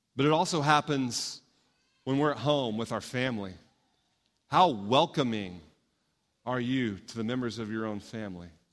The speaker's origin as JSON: {"language": "English", "town": "Houston", "region": "Texas", "country": "United States", "tie": "born or raised there", "moved": "yes", "said": "growing up in Houston, I got to see this church grow"}